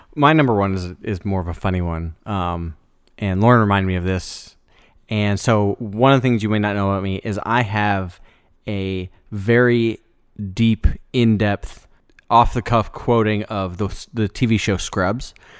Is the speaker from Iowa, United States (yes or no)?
yes; Iowa, United States; moved away as an adult; now in Memphis, United States; A lot of people I grew up with in Iowa